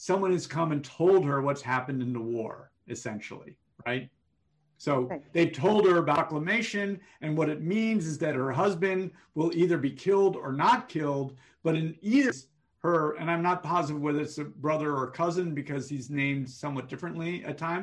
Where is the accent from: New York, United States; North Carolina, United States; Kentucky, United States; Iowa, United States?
New York, United States; New York City; I grew up in New York City.